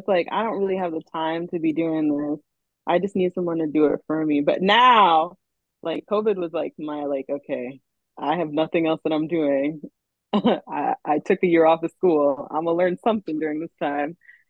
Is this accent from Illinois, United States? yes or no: no; New York City, New York, United States; moved away as an adult; also born or lived in Rochester; I'm from New York City